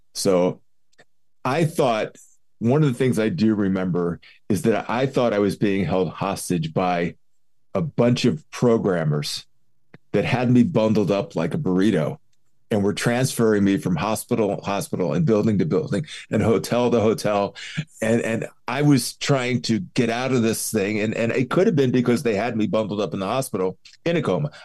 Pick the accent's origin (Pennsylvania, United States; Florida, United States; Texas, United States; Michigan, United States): Pennsylvania, United States; Philadelphia; I grew up in Philly